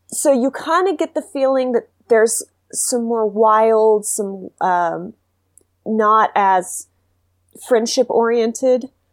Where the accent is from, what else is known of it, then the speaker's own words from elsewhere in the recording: Texas, United States; moved away; I'm from Texas originally